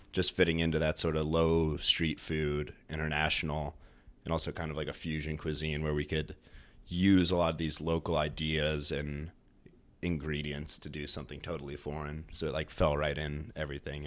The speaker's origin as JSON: {"language": "English", "region": "Northern Virginia", "country": "United States", "tie": "born or raised there", "also_born_or_lived": "Ithaca, New York", "lives_now": "Richmond, United States", "said": "I grew up mostly in Northern Virginia"}